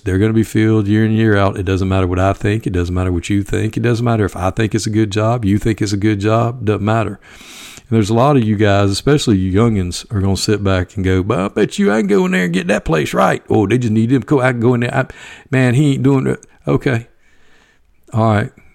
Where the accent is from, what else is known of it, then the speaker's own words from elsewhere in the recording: Evans, Georgia, United States; Greenbrier, which is located in my hometown